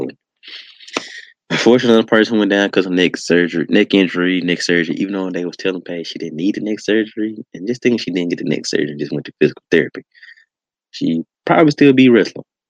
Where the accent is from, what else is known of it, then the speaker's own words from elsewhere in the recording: Memphis, Tennessee, United States; here in my hometown of Memphis, Tennessee.